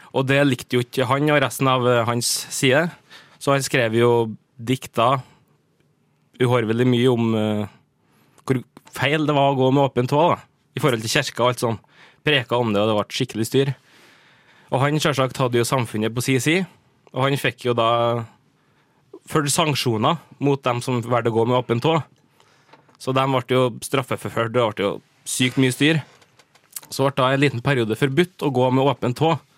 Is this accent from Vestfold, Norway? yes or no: no; Trøndelag, Norway; vi er jo trøndere